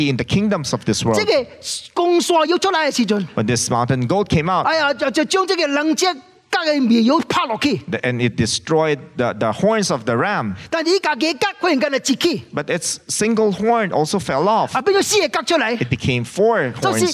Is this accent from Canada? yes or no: no; China; I am Chinese